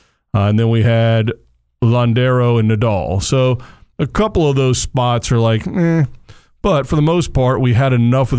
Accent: United States; as an American

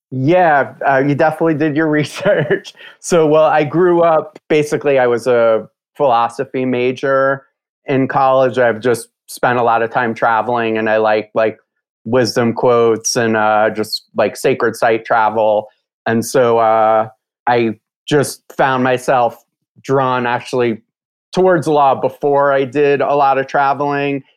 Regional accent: New York, United States; I grew up in New York

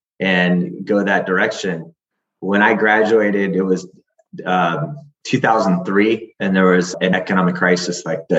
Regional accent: Florida, United States; I grew up

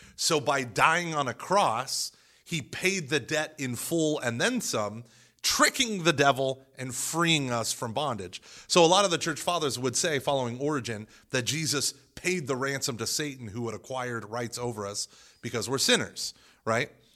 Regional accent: Broken Arrow, Oklahoma, United States; growing up in the Protest, in, in a very Protestant, very, very fundamentalist Protestant in Broken Arrow, Oklahoma

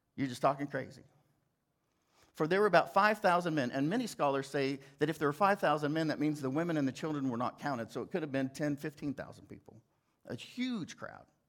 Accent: Fairview, Oklahoma, United States; moved away as an adult; also born or lived in New York City; I was from Fairview, Oklahoma

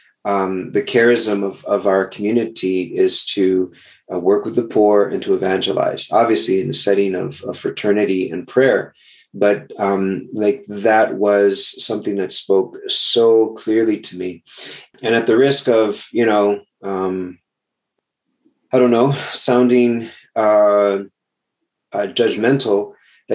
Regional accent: South Texas, United States; moved away as an adult; also born or lived in New Jersey; I'm originally from Texas

